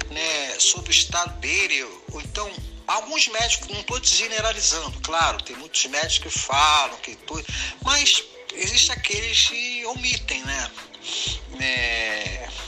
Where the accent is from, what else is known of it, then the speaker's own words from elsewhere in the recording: Rio de Janeiro, Brazil; Boa tarde … sou do Rio de Janeiro